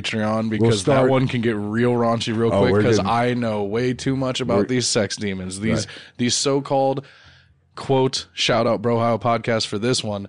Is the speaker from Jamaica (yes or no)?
yes; Jamaica; born there; I was born in Jamaica right by the beach.